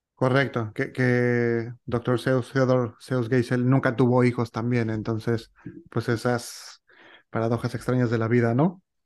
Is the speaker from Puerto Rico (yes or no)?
no; Mexico; yo como mexicano y, viviendo pues, toda mi vida en este país, eh, México